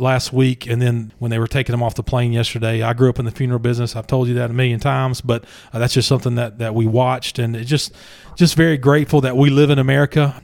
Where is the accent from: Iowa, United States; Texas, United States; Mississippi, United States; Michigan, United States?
Mississippi, United States; McComb; moved away; My hometown